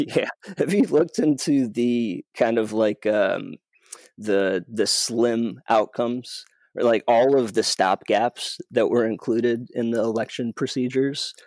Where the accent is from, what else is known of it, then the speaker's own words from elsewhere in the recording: Michigan, United States; my home state, Michigan